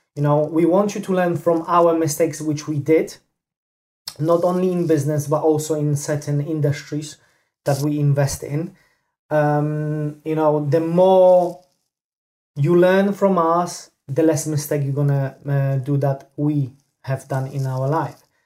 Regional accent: Poland; moved away; I'm originally from Poland

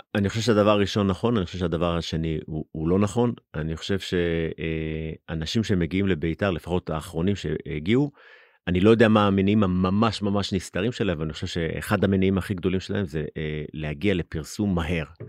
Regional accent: Jerusalem, Jerusalem District, Israel; גדלתי בגילו

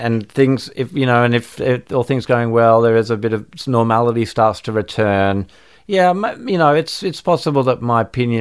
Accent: Australia; living in Australia and growing up in Australia

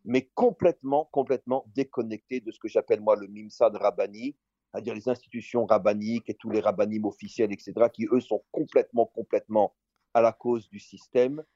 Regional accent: Israel; chez nous en Israël

